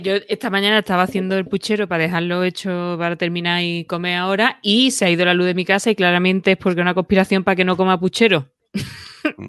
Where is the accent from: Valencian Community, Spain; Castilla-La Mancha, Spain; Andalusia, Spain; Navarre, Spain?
Andalusia, Spain; Lucena; now in Madrid, Spain; en Lucena, en mi pueblo